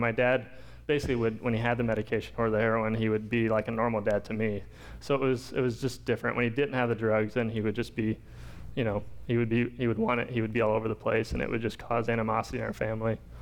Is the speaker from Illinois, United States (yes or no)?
yes; Pekin, Illinois, United States; also born or lived in Champaign, Illinois; I grew up in Pekin, which isn't very far from here. Moved over to Pekin when I was about two from Champaign.